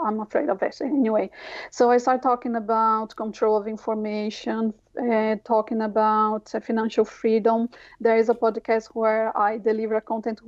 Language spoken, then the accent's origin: English; São Paulo, Brazil; English is a second language; moved away as an adult; now in Ireland; I come from the south of the city of São Paulo, a very not privileged area.